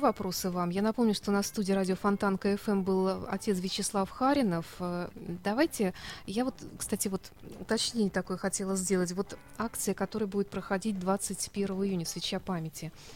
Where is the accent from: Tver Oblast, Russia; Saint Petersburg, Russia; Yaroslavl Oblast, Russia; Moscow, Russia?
Saint Petersburg, Russia